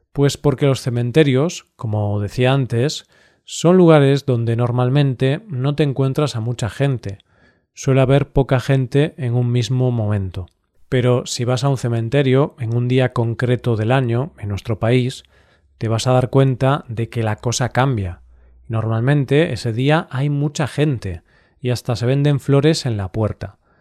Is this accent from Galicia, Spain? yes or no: yes; Galicia, Spain; Mi tierra tiene una gran tradición celta